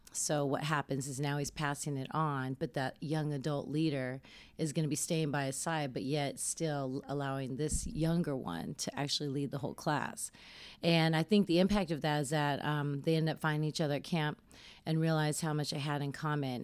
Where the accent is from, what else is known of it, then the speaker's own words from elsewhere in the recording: Denver, Colorado, United States; I'm from Denver, Colorado